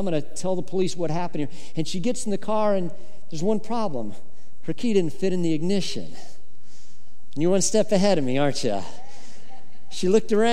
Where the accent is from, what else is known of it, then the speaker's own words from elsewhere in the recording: Colorado, United States; I grew up in Colorado